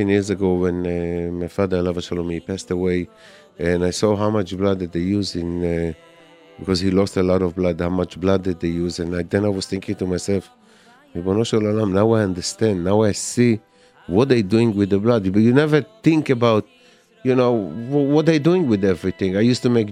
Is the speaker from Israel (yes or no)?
yes; Israel; moved away; I grew up in Israel